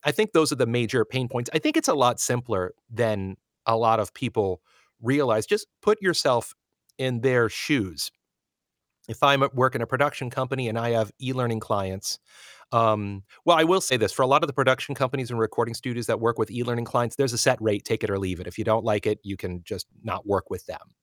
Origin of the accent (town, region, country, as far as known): United States